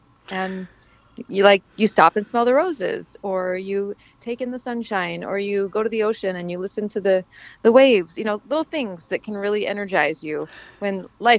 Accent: Montana, United States; I'm from Montana

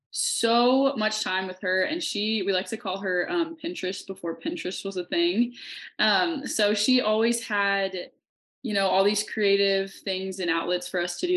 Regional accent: Kansas, United States; moved away as an adult; now in Montana, United States; I'm originally from Kansas, but I've been living out in Montana for the past two years.

